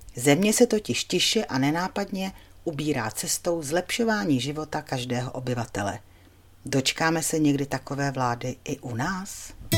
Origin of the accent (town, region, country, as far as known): Czechia